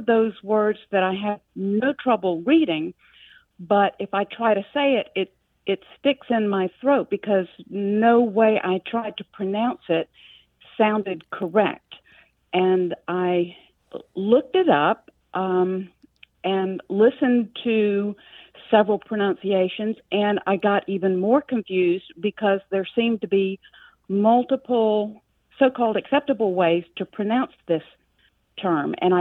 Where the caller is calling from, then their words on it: Valdosta, Georgia, United States; I'm calling from Valdosta, Georgia.